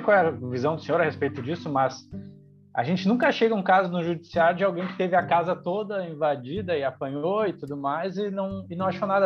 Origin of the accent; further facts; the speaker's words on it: Canoas, Rio Grande do Sul, Brazil; eu cresci em Canoas